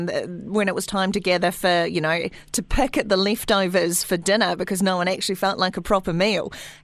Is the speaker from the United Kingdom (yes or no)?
no; Whanganui, Manawatū-Whanganui, New Zealand; I remember growing up in Whanganui